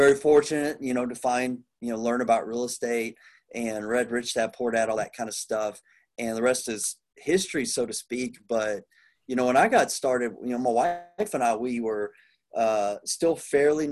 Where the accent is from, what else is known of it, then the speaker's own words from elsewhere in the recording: Plano, Texas, United States; now in Houston, United States; I grew up around Plano, but I'm down in Houston, Texas